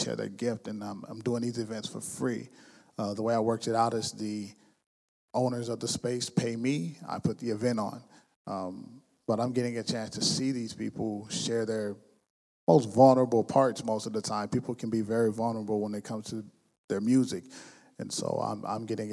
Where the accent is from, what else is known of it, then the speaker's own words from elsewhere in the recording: West Coast, United States; now in Lansing, United States; I'm from the West Coast